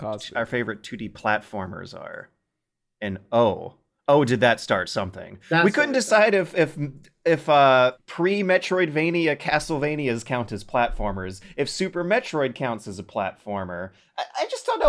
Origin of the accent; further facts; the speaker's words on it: United States; as an American